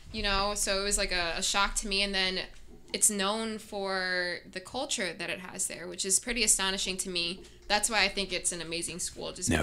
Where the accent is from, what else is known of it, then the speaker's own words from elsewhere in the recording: South County, Missouri, United States; I grew up in South County